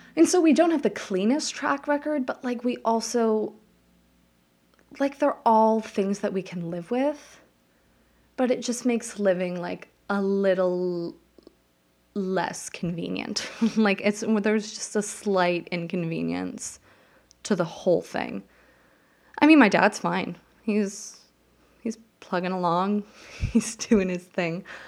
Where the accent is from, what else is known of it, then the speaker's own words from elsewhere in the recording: Las Vegas, Nevada, United States; moved away as an adult; now in New Jersey, United States; I grew up in Las Vegas.